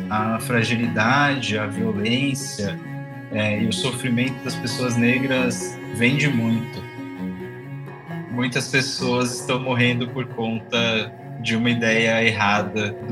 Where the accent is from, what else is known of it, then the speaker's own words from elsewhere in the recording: São Paulo, Brazil; now in Salvador, Brazil; Sou nascido em Salvador, vivi a minha vida inteira em São Paulo e, e há dois anos fiz esse retorno